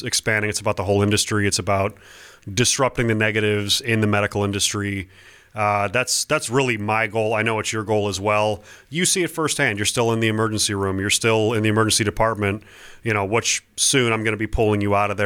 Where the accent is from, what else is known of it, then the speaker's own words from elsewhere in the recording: Ohio, United States; I'm from Ohio